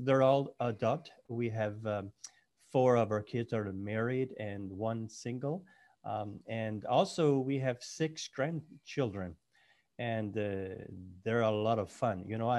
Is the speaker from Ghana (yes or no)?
no; Nova Scotia, Canada; my wife and I were born and raised in Nova Scotia, Cape Breton Island.